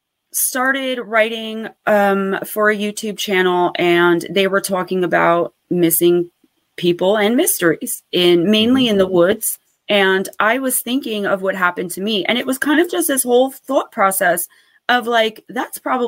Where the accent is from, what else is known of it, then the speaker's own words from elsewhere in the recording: Paterson, New Jersey, United States; Lambert Castle, which is in my hometown of Paterson, New Jersey